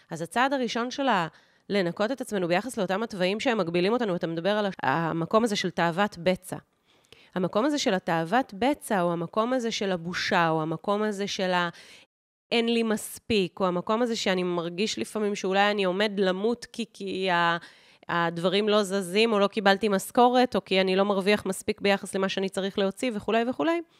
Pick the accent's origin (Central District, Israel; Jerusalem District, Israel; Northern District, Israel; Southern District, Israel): Southern District, Israel; Kibbutz Gat; איך שאני גדלתי בשנות ה-1980 בקיבוץ גת, זה שונה מאיך שמאיה הבת שלי גדלה בשנות ה-2012 ואילך אה, בקיבוץ גת.